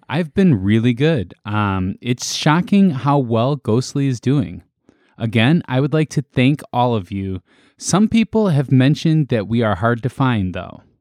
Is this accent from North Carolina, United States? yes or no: no; Chicago, Illinois, United States; we're from Chicago